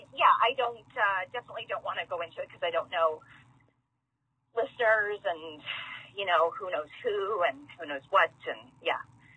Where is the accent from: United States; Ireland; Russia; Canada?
Canada; Manitoba; I'm not saying that Manitoba is, you know, we're not homogenous.